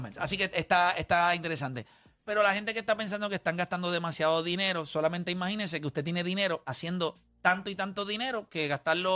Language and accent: Spanish; Puerto Rico; un animal boricua